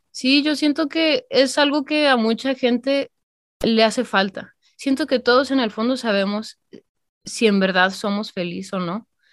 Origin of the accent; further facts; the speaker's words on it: Calvillo, Aguascalientes, Mexico; moved away; yo soy de Calvillo, Aguascalientes